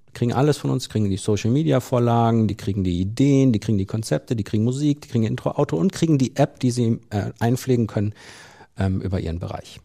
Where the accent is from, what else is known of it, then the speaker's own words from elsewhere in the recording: Soest district, North Rhine-Westphalia, Germany; im Kreis Soest, meiner Heimat